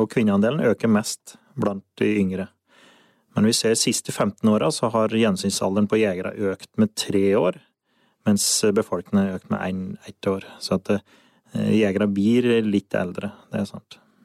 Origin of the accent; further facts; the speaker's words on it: Solør, Innlandet, Norway; jeg er fra Solør. Jeg eh, har røtter på Finnskogen